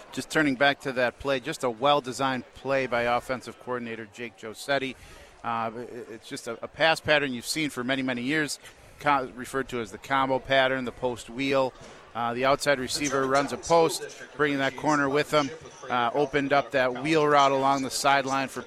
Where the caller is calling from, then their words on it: Milwaukee, Wisconsin, United States; Hey, I'm tapping in from the Milwaukee County Jail.